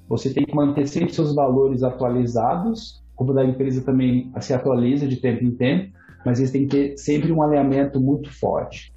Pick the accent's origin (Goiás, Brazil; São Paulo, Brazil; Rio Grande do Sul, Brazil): São Paulo, Brazil; Ourinhos; moved away as an adult; also born or lived in Ribeirão Preto, Brazil / Cologne, Germany / United States; eu saí de Ourinhos, fui para Ribeirão Preto fazer faculdade